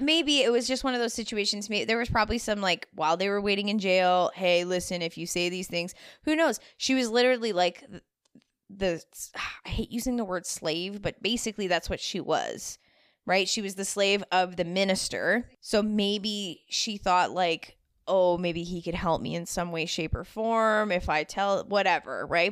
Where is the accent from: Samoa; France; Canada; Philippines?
Canada; I am definitely a first generation Canadian